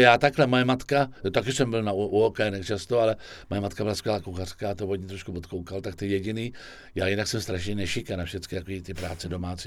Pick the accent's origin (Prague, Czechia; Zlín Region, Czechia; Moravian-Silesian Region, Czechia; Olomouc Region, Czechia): Prague, Czechia; also born or lived in Vršovice, Prague; jsem byl na těch Vinohradech leta